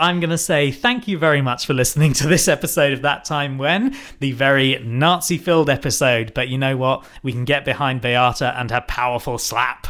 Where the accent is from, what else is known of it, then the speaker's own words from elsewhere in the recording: United Kingdom; We are white British people.